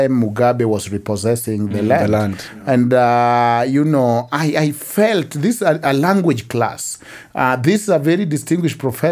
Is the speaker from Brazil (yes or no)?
no; Kenya; moved away as an adult; also born or lived in United States; I never even thought so much as a Kenyan. I knew I am a Luo from this village